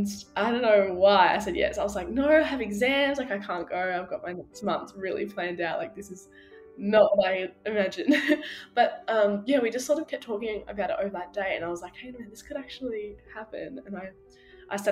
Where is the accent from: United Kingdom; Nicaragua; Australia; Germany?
Australia; Wynyard, Tasmania; I grew up in Wynyard, which is a small town in Tassie, in northwest Tassie